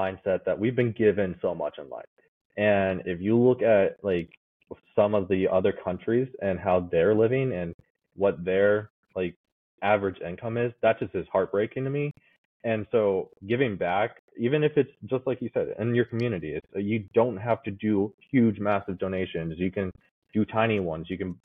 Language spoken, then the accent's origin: English; United States; born or raised there; also born or lived in Kazakhstan